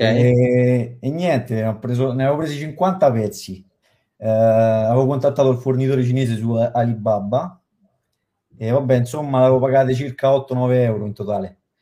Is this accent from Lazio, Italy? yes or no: yes; Latina, Lazio, Italy; Io sono di Latina